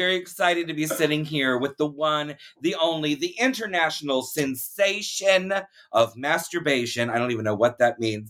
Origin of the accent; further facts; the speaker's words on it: Leesburg, Florida, United States; I grew up in Leesburg. Uh-huh. Which, very small, one-horse town, as they say, and there was, like, no culture, there was no gay scene at all.